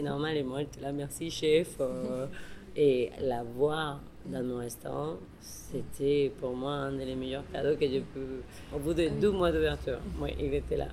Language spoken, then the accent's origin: French; Mexico; moved away; la chef mexicaine